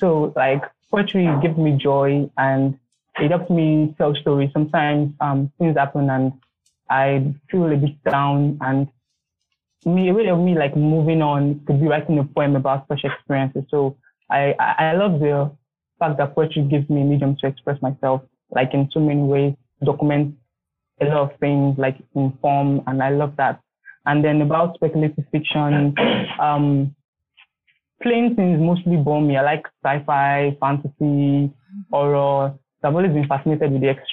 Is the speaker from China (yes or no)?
no; Nigeria; I'm from Nigeria, of Benin descent